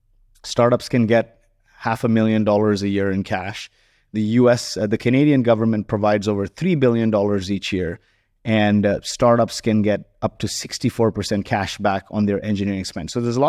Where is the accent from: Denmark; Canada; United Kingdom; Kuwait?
Kuwait; And so growing up in Kuwait was interesting. My mom never worked. She chose to stay home and look after us. And, you know, very lower middle class family. Summers were spent in the slums of Mumbai.